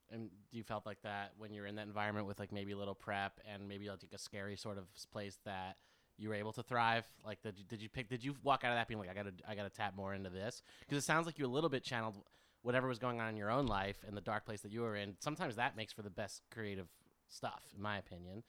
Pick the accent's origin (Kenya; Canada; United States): United States